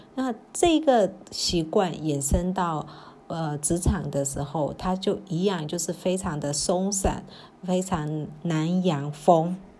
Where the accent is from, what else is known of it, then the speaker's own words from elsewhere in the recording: Myanmar; 那这也是我们缅甸人在表述的时候，其实我们真的很少会直接讲重点